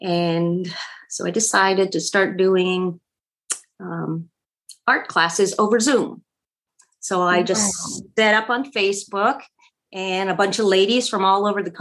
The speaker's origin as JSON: {"language": "English", "town": "Fort Pierce", "region": "Florida", "country": "United States", "tie": "born or raised there", "lives_now": "Jupiter, United States", "said": "I grew up in Fort Pierce, which is about an hour north of where I am now in Jupiter"}